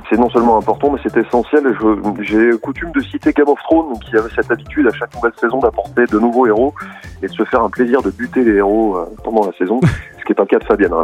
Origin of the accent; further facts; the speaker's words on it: Nantes, Pays de la Loire, France; also born or lived in Sarthe; now in Alpes-Maritimes, France; je suis, je suis euh, breton. Je suis né à Nantes et j'ai vécu euh, dans la Sarthe